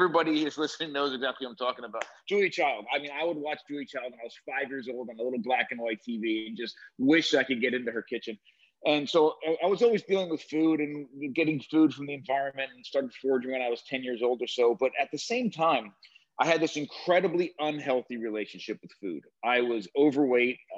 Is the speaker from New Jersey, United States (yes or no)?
yes; New Jersey, United States; I grew up in New Jersey on the near the shore, not far from where they filmed Jersey Shore